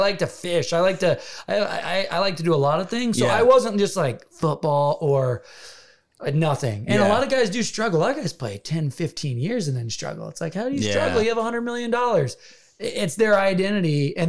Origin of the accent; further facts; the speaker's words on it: Iowa, United States; I grew up in Iowa, kinda. I had never been in a combine or been in a tractor, or like, we had 100 acres of pure timber.